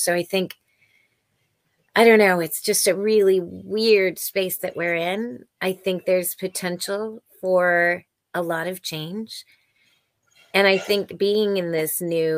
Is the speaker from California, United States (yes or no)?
yes; Silicon Valley, California, United States; I was born and raised in Silicon Valley